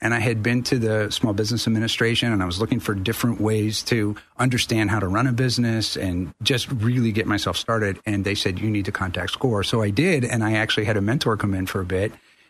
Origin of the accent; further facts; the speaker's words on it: Tampa, Florida, United States; moved away as an adult; also born or lived in San Juan, Puerto Rico; now in Spain; I'm not from Orlando, but I grew up in Florida, so I'm from the Tampa Bay area.